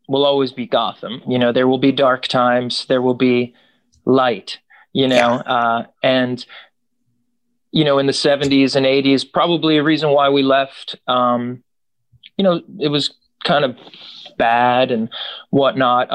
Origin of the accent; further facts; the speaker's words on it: New Jersey, United States; also born or lived in Brooklyn, New York; I was born in Brooklyn, New York. So we moved to North Jersey when I was quite young, right outside the city